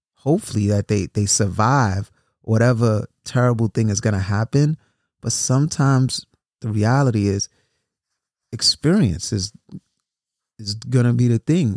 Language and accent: English; New York City, New York, United States; I grew up in New York City